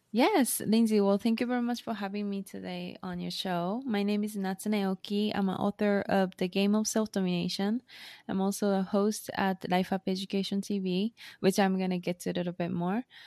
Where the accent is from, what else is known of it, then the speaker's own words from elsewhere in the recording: Japan; English is a second language; moved away as an adult; also born or lived in United States; now in Tokyo, Japan; I was born and raised in Japan